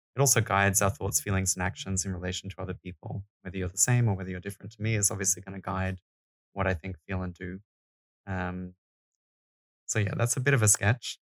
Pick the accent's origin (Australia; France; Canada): Australia; now in Denmark; I'm Australian